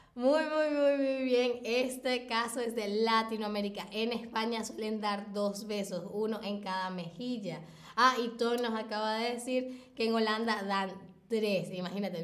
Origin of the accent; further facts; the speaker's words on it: Venezuela; yo nací en Venezuela, así que he estado ahí.